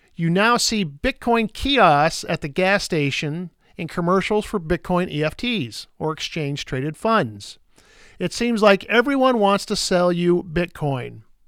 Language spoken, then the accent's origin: English; Iowa, United States; Here in my home state of Iowa